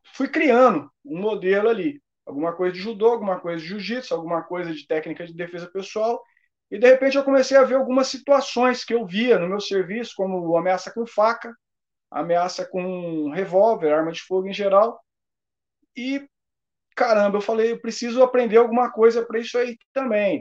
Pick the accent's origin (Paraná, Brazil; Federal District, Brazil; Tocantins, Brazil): Paraná, Brazil; Sou do Paraná